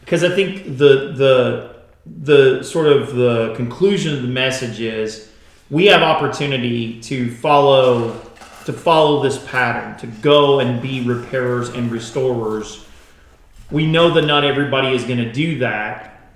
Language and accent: English; Kentucky, United States; I'm from Kentucky